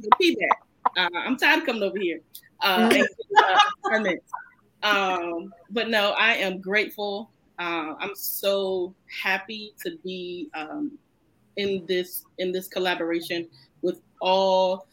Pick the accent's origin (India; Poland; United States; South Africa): United States; Chesapeake, Virginia; also born or lived in Camilla, Georgia; I was born in Camilla, Georgia, but I was raised in Chesapeake, Virginia